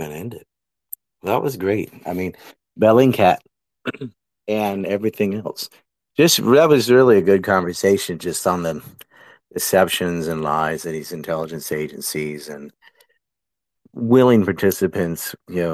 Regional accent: United States; also born or lived in Japan; now in South Korea; I'm an American living in Korea

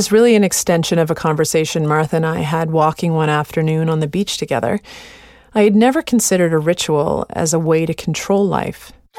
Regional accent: Canada; We're of Scottish descent and like the sound of pipe bands. As Canadians and as Protestants, we bring food to the bereaved.

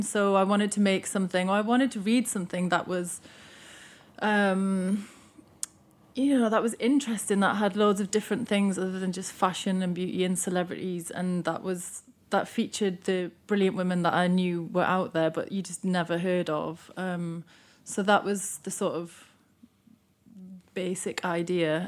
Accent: Newcastle upon Tyne, North East England, United Kingdom; moved away; I'm from Newcastle, and, um, one of the bands that was around at the time when I still lived there was …

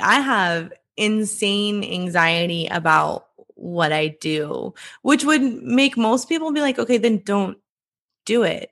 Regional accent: Iowa, United States; I grew up in Iowa. I live in Iowa now.

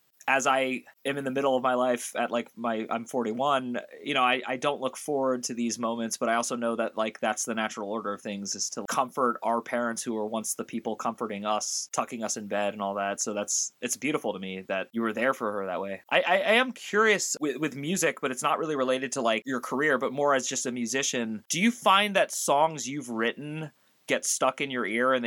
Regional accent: San Francisco, California, United States; I'm from San Francisco

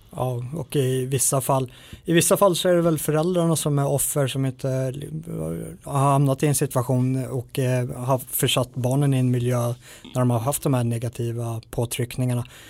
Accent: Sweden

